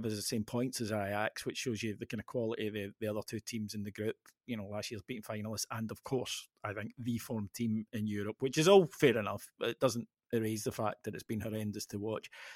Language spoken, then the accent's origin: English; Ayrshire, Scotland, United Kingdom; I'm from Ayrshire